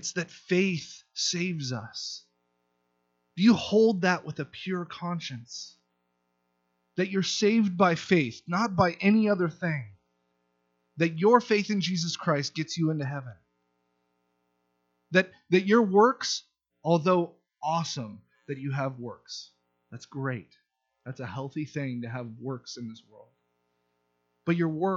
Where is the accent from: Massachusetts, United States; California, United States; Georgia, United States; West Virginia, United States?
California, United States; Southern; moved away as an adult; I'm from Southern California. There's wealth abounding from where I'm from